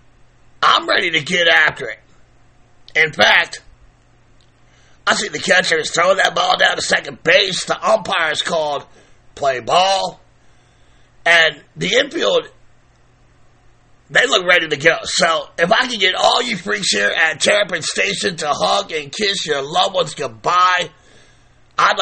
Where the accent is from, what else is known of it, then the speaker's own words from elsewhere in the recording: Baltimore, Maryland, United States; my hometown of Baltimore